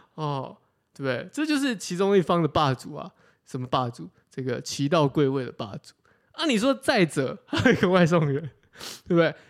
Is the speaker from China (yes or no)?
no; Taiwan; 我们是台湾人